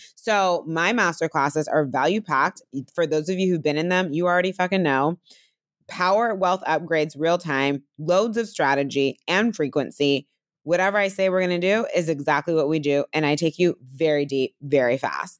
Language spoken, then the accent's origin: English; Bay Area, California, United States; now in Brooklyn, United States; I'm from California, from the Bay Area, obviously live in Brooklyn